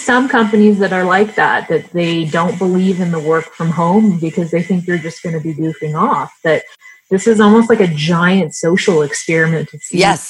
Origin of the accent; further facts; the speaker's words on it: Oklahoma, United States; moved away; also born or lived in Los Angeles, California; I'm from Oklahoma.